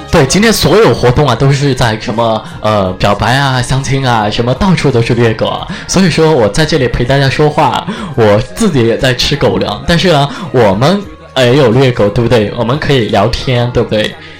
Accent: Chengdu, Sichuan, China; accent: Chengdu dialect; 我死成都的，我走成都话啊

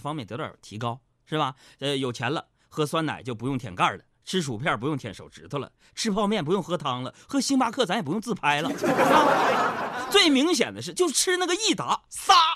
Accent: Nong'an, Jilin, China; moved away; 我们东北老家农安县

